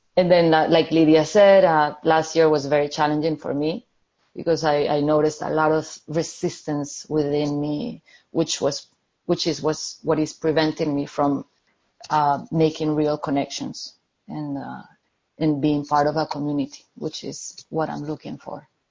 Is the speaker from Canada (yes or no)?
no; Colombia; now in London, United Kingdom; I'm calling from London, uh, in the UK, but I'm originally from Colombia